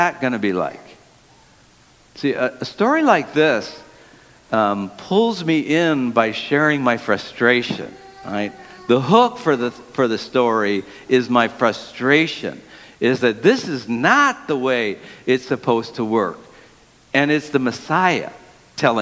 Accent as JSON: {"language": "English", "town": "Detroit", "region": "Michigan", "country": "United States", "tie": "born or raised there", "said": "I grew up in the city of Detroit"}